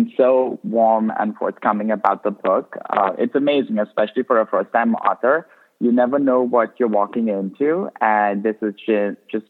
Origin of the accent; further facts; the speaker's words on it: India; also born or lived in Goa; now in United States; as an immigrant, even though I grew up in India